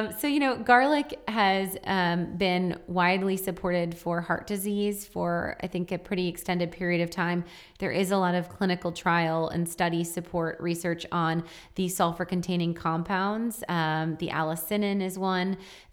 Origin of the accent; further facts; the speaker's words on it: Wisconsin, United States; Yeah, I am from Wisconsin.